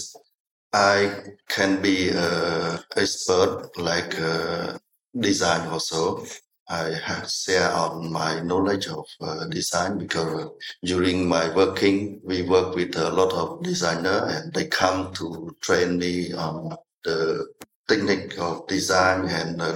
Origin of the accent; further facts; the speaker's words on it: Kampong Cham, Cambodia; moved away as an adult; also born or lived in Prey Veng / Phnom Penh; I was born in Kampong Cham province.